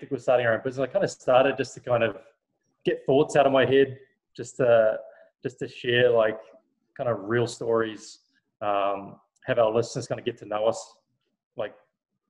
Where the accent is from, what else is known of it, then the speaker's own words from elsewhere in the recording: Thames, Waikato, New Zealand; moved away; In my hometown in New Zealand, which is on the Coromandel Peninsula